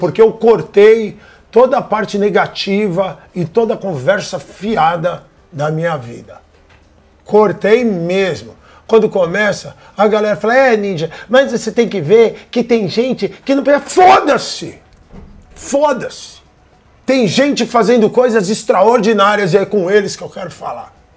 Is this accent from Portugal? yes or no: no; Rio Grande do Sul, Brazil; Eu sou gaúcho